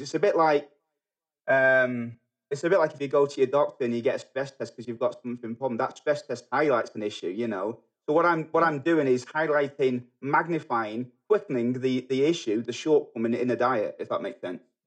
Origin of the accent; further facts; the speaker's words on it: Manchester, North West England, United Kingdom; moved away as an adult; also born or lived in New Zealand; now in United States; I grew up in England. I grew up in Manchester.